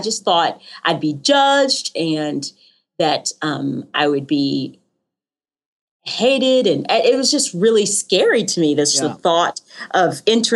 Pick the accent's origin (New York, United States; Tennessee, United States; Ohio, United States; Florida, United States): Tennessee, United States; Knoxville; also born or lived in Rocky Mount, North Carolina; now in Franklin, United States; I was born in Rocky Mount, North Carolina, okay. But that's not where I grew up. I grew up in Knoxville, Tennessee.